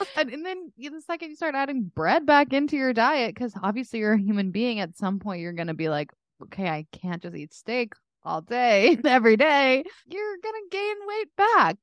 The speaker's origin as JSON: {"language": "English", "town": "Dallas", "region": "Texas", "country": "United States", "tie": "born or raised there", "moved": "yes", "said": "my hometown of Dallas"}